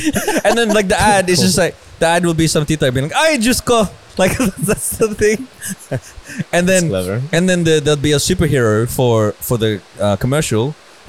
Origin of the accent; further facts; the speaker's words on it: Australia; also born or lived in Philippines; for me growing up, I had to learn how to be Australian in quotation marks